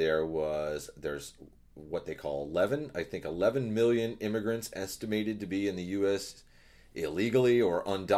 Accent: Nevada, United States; also born or lived in Arizona; growing up in Nevada and Arizona and living where we've lived, we've known undocumented people

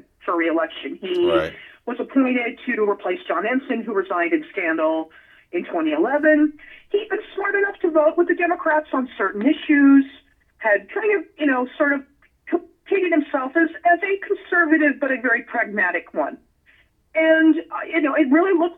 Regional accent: Nevada, United States; been born and raised there

